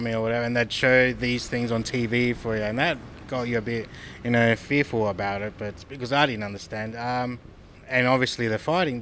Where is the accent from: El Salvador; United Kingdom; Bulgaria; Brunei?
El Salvador; now in Australia; Originally, I'm from El Salvador